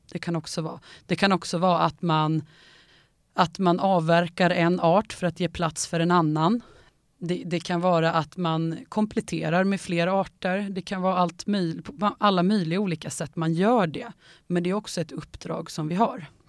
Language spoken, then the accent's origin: Swedish; Enköping, Uppsala County, Sweden; jag är ju uppvuxen i Enköping